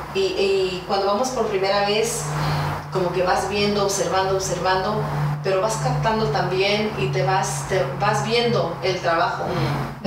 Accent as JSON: {"language": "Spanish", "country": "United States", "also_born_or_lived": "San Diego, California", "said": "como chicana, como mexicana, viviendo aquí en Estados Unidos"}